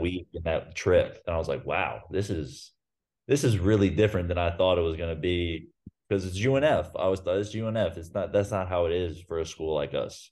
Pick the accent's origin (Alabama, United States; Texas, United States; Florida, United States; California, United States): Florida, United States; Ponte Vedra Beach; moved away as an adult; now in Belgrade, Serbia; I grew up in Pontevedra, so it was a twenty minute car ride to get to U N F Arena